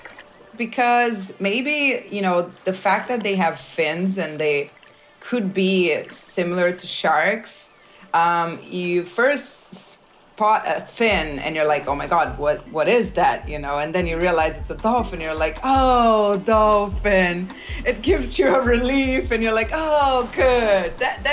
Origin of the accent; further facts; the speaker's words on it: Rio de Janeiro, Brazil; now in Nazaré, Portugal; I was born in Rio de Janeiro, Brazil.